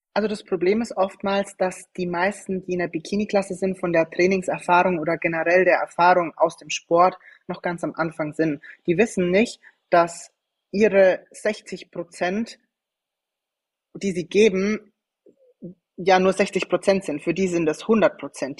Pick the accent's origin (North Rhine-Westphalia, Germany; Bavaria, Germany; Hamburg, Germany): Bavaria, Germany; Schweinfurt; ich komme ursprünglich aus Franken, aus Schweinfurt